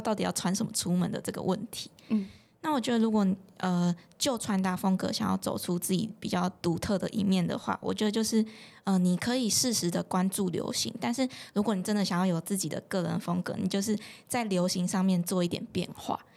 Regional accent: Changhua County, Taiwan; 我的家乡彰化

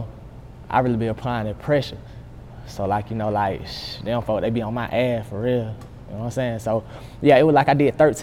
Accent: Columbus, Georgia, United States; moved away as an adult; also born or lived in Stewart County, Georgia; now in Atlanta, United States; I'm from Columbia, Georgia

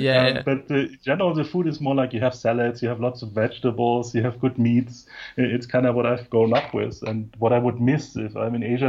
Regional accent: Munich, Bavaria, Germany; also born or lived in Salzburg, Austria; now in Bansko, Bulgaria; So I'm originally from Munich and I have always kind of lived and worked in different places around the world.

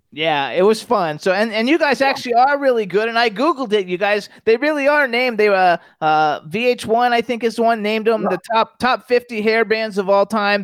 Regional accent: Florida, United States; I'm from Florida. I'm born and raised there.

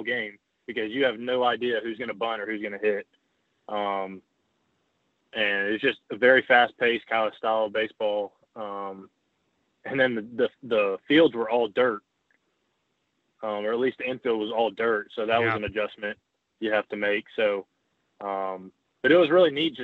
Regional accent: Huntsville, Alabama, United States; also born or lived in Mississippi State; my hometown

